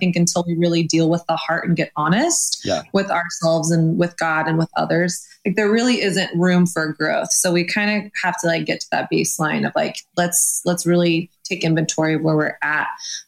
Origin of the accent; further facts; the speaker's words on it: Texas, United States; also born or lived in Los Angeles; now in New York, United States; I've lived in LA. I'm from Texas.